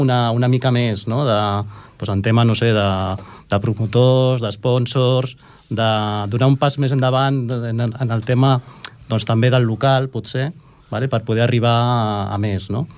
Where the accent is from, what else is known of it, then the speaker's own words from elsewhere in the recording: Cerdanyola del Vallès, Catalonia, Spain; jo soc de Cerdanyola